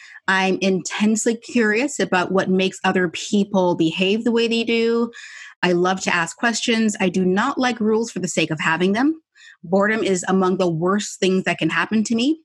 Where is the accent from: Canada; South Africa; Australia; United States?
Canada; I'm Canadian.